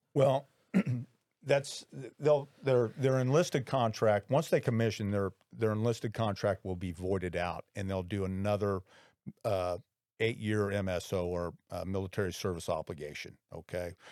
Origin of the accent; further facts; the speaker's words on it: Indianapolis, Indiana, United States; I graduated from Lawrence North High School way back in nineteen eighty-one